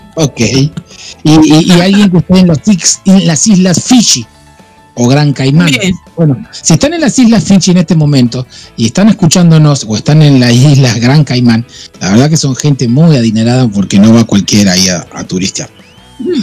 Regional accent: Argentina; soy argentino

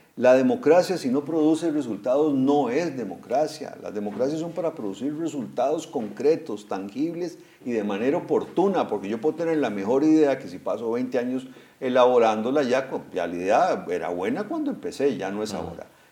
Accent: Costa Rica; como costarricenses

